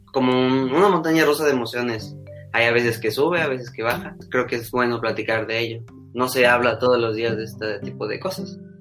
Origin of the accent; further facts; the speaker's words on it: Mexico; soy un ciudadano mexicano de, de 16, casi 17 años de edad